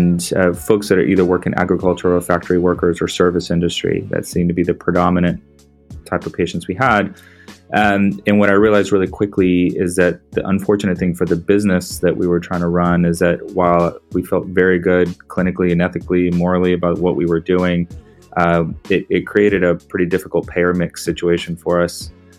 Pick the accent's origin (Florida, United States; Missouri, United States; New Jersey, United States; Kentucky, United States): Florida, United States; also born or lived in Puerto Rico / North Carolina; now in New York, United States; I was born in Puerto Rico, and it's relevant to sort of this path, but my family, all on my mom's side, is Puerto Rican, and we grew up in Florida after early on